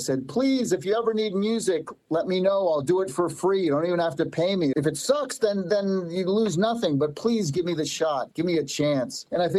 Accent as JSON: {"language": "English", "region": "East Coast", "country": "United States", "tie": "born or raised there", "moved": "as an adult", "said": "Yeah, I grew up on the East Coast, and I come from Italian background. All four of my grandparents came over from Italy in the early 1900s."}